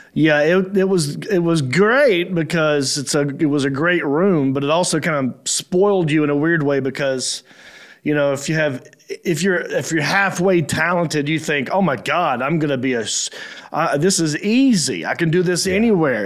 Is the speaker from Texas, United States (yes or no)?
no; Hickory, North Carolina, United States; also born or lived in Raleigh, North Carolina / Los Angeles, California; I grew up in Hickory, North Carolina, which is like three hours from Raleigh.